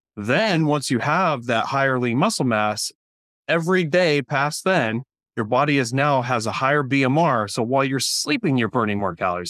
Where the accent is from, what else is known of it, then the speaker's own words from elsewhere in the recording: Central California, United States; also born or lived in Orange County, California; I grew up here in Central California